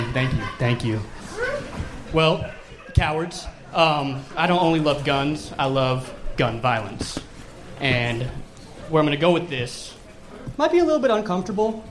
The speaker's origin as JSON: {"language": "English", "town": "Seattle", "region": "Washington", "country": "United States", "moved": "as an adult", "lives_now": "Austin, United States", "said": "I'm from Seattle"}